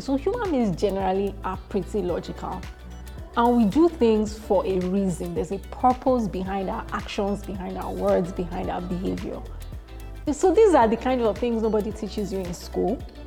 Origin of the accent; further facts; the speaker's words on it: Warri, Delta, Nigeria; I was born in Warri, Delta State, and I spent the early part of my childhood there